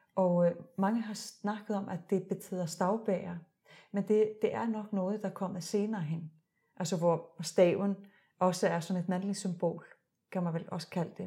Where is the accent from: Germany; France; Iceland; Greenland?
Iceland; now in Denmark; jeg er født og opvokset i Island.